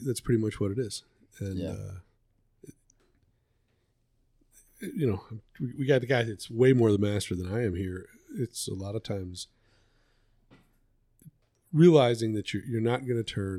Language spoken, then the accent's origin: English; Florida, United States; we're from Florida